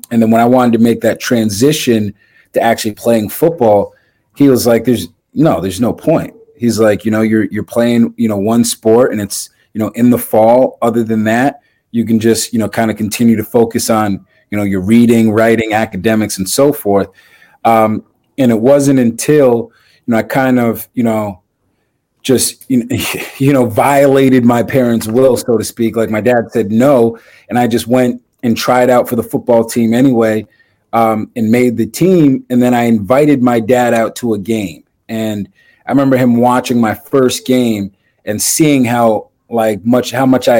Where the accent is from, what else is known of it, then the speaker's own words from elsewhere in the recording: Massachusetts, United States; growing up in Massachusetts